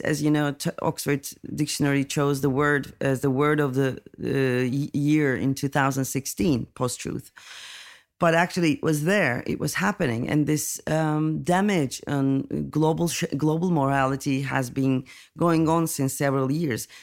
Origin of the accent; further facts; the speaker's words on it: Turkey; I'm coming from Turkey